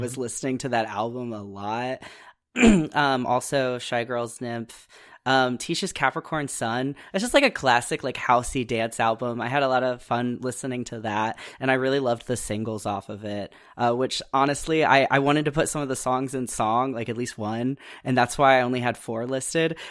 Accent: Midwest, United States; I'm also from the Midwest

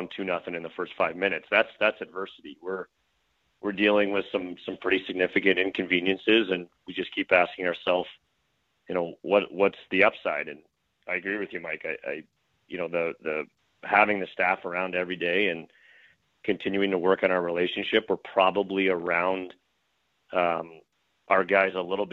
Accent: Brampton, Ontario, Canada; born or raised there; moved away as an adult; now in Buffalo, United States

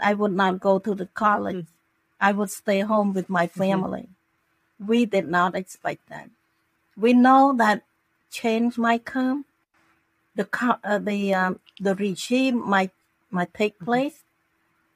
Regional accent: Cambodia; now in Florida, United States; I'm from Cambodia

